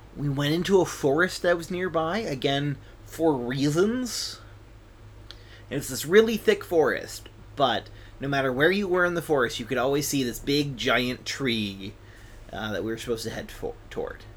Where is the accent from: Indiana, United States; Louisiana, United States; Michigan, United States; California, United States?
Michigan, United States; West; now in Oregon, United States; I'm originally from West Michigan